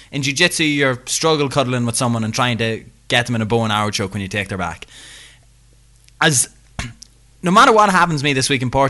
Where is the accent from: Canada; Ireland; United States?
Ireland; northeast of Ireland; I'm from the north of, Ireland. I don't live in Northern Ireland. Yeah, I'm from, from the northeast of Ireland.